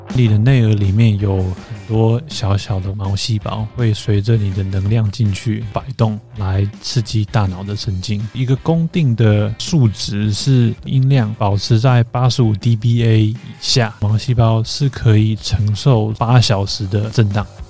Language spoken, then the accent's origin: Chinese; New Zealand; moved away as an adult; now in Australia; 我其实从小在纽西兰长大。哦。呃，我是十一岁过去的